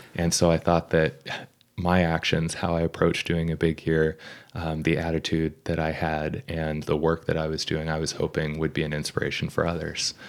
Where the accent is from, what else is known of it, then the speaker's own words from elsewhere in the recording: Vermont, United States; moved away; also born or lived in Brunswick, Maine; growing up in Vermont.